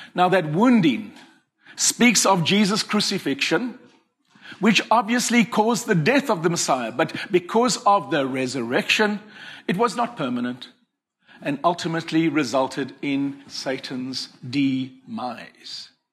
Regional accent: Cape Town, Western Cape, South Africa; I come from Cape Town

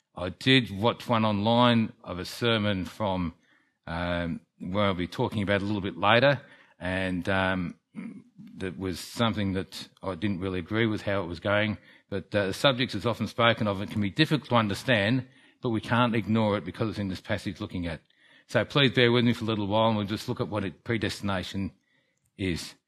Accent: Melbourne, Victoria, Australia; also born or lived in England; now in Kerang, Australia; When I was seven, I came to Melbourne and grew up

